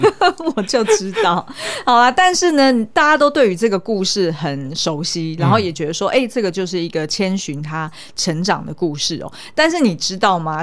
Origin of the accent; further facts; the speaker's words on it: Taiwan; 用我们台湾人的角度来看